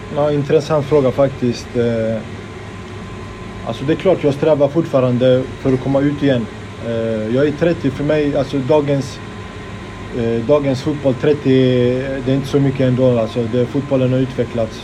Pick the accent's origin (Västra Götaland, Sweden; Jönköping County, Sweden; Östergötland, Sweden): Västra Götaland, Sweden; Gothenburg; jag är född och uppvuxen i Biskopsgården